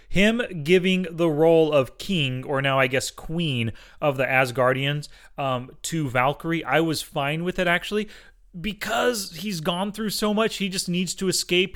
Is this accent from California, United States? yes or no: yes; Fresno, California, United States; you and I grew up in Fresno and Clovis area